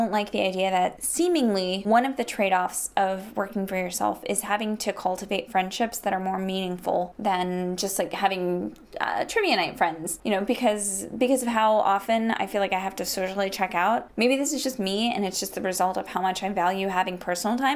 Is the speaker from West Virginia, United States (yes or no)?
yes; Charleston, West Virginia, United States; moved away; visit my dad in my hometown of Charleston, West Virginia